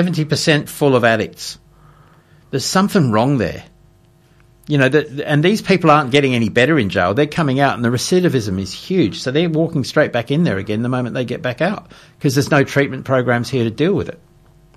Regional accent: Elizabeth Vale, Adelaide Hills, South Australia, Australia; as a young boy growing up in Elizabeth Vale and then moving to the Adelaide Hills when I was 12.

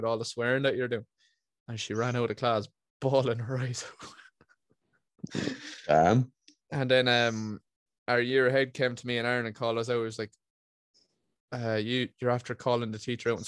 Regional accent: Ireland; being Irish means you use language like a flowing stream of conscientiousness

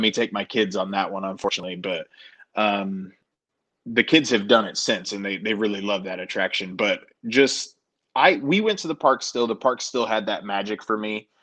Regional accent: Denver, Colorado, United States; I grew up in Denver, Colorado

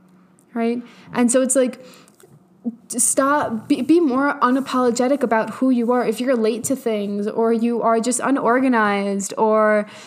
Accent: New York, United States; I am from New York.

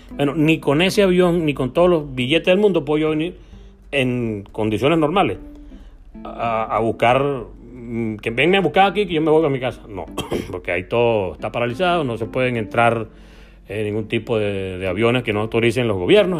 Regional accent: Venezuela; accent: Venezuelan; moved away as an adult; also born or lived in Argentina; nuestro acento extraño para ellos

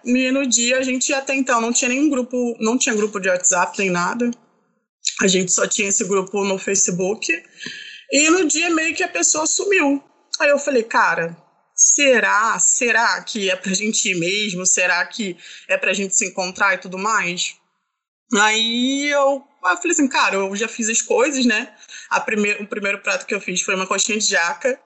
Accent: Baixada Fluminense, Rio de Janeiro, Brazil; eu sou da Baixada Fluminense

